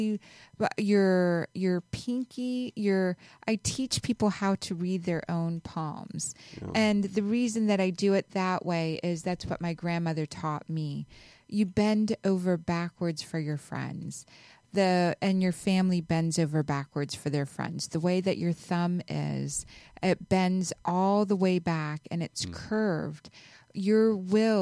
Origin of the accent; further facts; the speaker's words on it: Pakistan; I was born in Pakistan